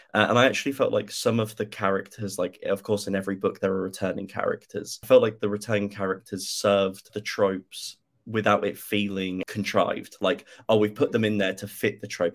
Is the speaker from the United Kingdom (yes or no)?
yes; United Kingdom; being a British person